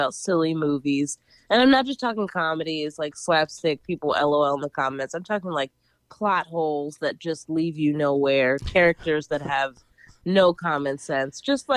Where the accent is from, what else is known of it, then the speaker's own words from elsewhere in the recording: Philadelphia, Pennsylvania, United States; now in New York City, United States; I'm from Philly